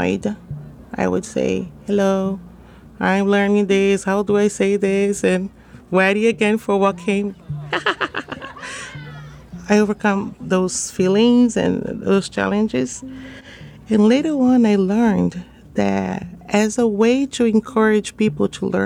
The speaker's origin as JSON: {"language": "English", "region": "São Paulo", "country": "Brazil", "also_born_or_lived": "Guinea", "moved": "as an adult", "lives_now": "Washington, D.C., United States", "said": "I'm from Brazil, from São Paulo"}